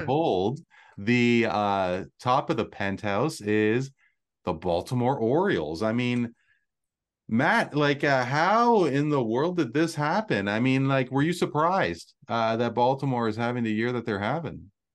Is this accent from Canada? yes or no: yes; Canada; from my perspective as a Canadian